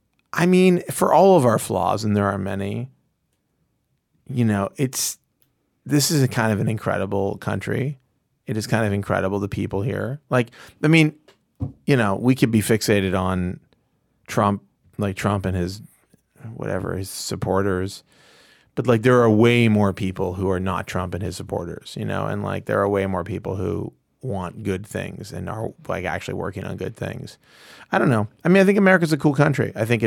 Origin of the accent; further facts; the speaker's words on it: Ukraine; I don't know. I'm from Ukraine. Listen, the Ukrainians are not white.